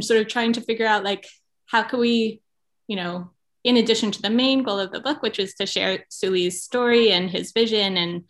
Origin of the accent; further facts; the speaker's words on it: California, United States; Yeah, well, I grew up in California, daughter of two very different rabbis